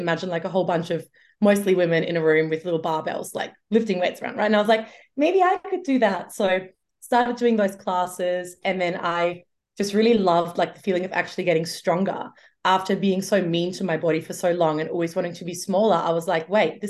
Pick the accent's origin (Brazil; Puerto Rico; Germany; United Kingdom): Germany; moved away; I grew up in Germany